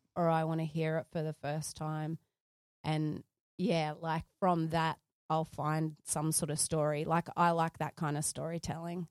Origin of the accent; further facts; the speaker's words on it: Sydney, New South Wales, Australia; I grew up in Sydney, Carlingford